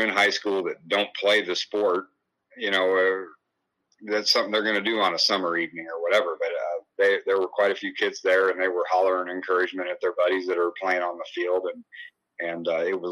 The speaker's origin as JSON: {"language": "English", "region": "Illinois", "country": "United States", "tie": "born or raised there", "moved": "yes", "lives_now": "Crawfordsville, Iowa, United States", "said": "when I was growing up in Illinois"}